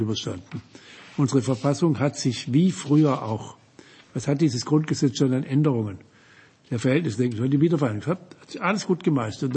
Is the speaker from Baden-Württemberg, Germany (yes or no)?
yes; Offenburg, Baden-Württemberg, Germany; meiner Heimatstadt Offenburg